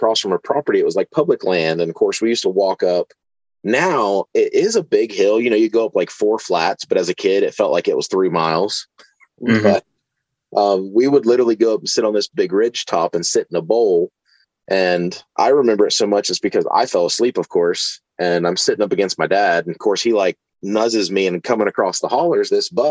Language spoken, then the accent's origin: English; Newark, West Virginia, United States; I actually grew up just like 10 minutes from where I live. Okay. Right down in Newark. It's about 25 minutes out of Parkersburg.